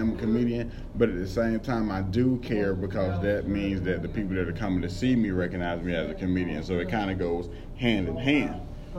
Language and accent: English; Newberry, South Carolina, United States; I'm literally the only comedian from the small town of Newberry, South Carolina.